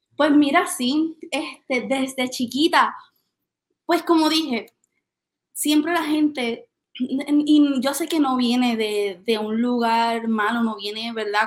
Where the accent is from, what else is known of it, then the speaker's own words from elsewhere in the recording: Aibonito, Puerto Rico; yo soy de Ay Bonito